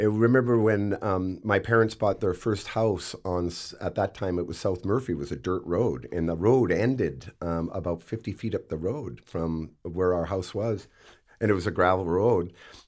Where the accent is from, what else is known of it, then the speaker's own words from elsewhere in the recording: Campbell River, British Columbia, Canada; also born or lived in United Kingdom / Vancouver / Nanaimo; Like, where are you from? Campbell. It was never Vancouver, Nanaimo, or anywhere else that I ever might have subsequently lived. It was always Campbell River.